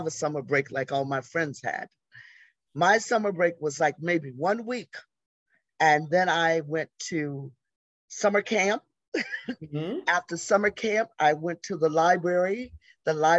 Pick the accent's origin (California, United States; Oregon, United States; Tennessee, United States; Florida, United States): Florida, United States; Jacksonville; moved away as an adult; also born or lived in Atlanta; now in New York, United States; I grew up in Jacksonville, Florida